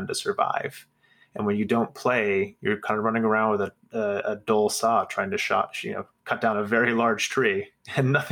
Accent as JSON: {"language": "English", "region": "Nebraska", "country": "United States", "tie": "born or raised there", "said": "I grew up in Nebraska in the 90s."}